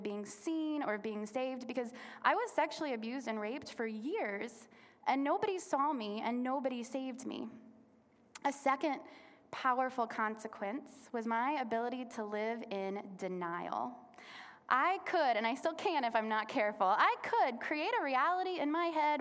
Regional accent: Little Rock, Arkansas, United States; I was born in Little Rock, Arkansas, born and raised.

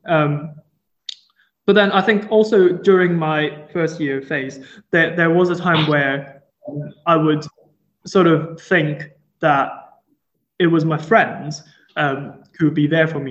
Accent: Hong Kong; moved away as an adult; also born or lived in Durham, United Kingdom; now in Liverpool, United Kingdom; I grew up in Hong Kong and I came to the UK in 2016 um, to first do my bachelor's degree in Durham.

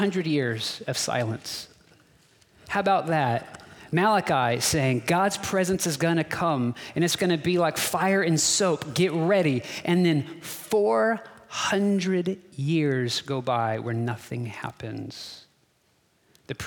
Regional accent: Texas, United States; I'm a Texan

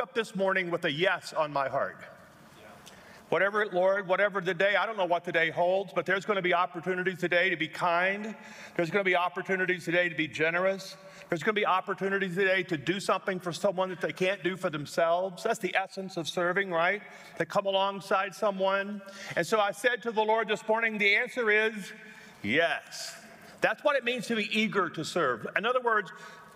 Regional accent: Louisiana, United States; now in Colorado Springs, United States; I'm from Louisiana

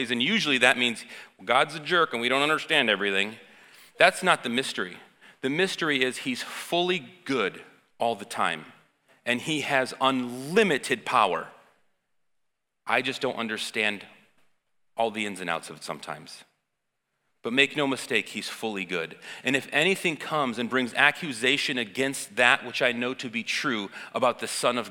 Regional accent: United States; I'm American

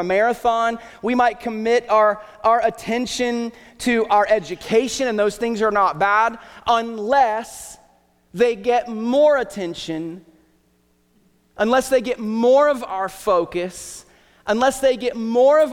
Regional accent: Southern Ohio, United States; moved away; also born or lived in Hillsboro, Ohio; I grew up in Southern Ohio

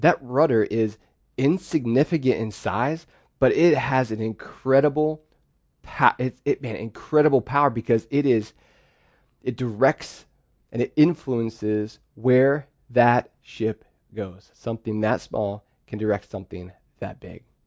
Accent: Pennsylvania, United States; I'm the oldest of four, and we grew up in Pennsylvania, and we lived on a farm.

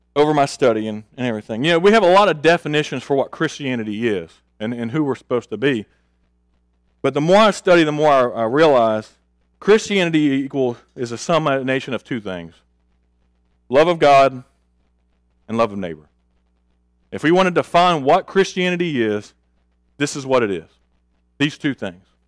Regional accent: Augusta, Georgia, United States; also born or lived in Tulsa, Oklahoma; I was born in Tulsa, Oklahoma. When we were two, we moved to Augusta, Georgia.

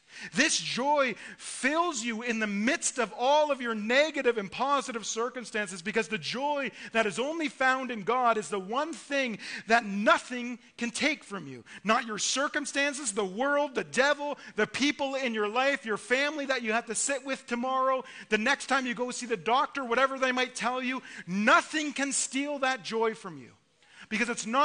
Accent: Ontario, Canada; I'm from Ontario

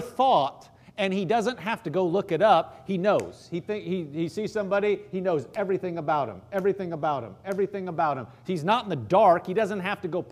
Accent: Omaha, Nebraska, United States; I grew up in Omaha, Nebraska

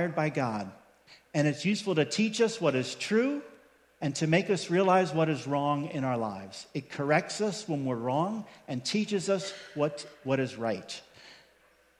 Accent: Long Island, New York, United States; I grew up in New York on Long Island

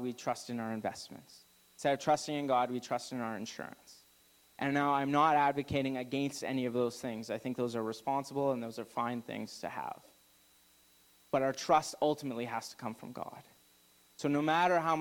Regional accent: Alberta, Canada; now in Okanagan, Canada; I'm from Alberta

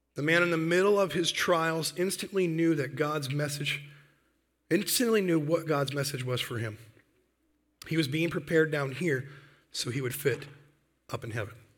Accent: Michigan, United States; moved away as an adult; now in North Dakota, United States; I've lived, grew up, born and raised in Michigan

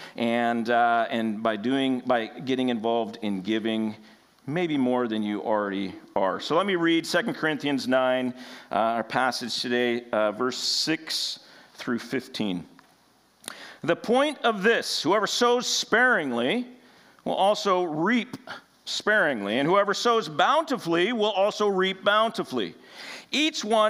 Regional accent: United States; We as American Christians

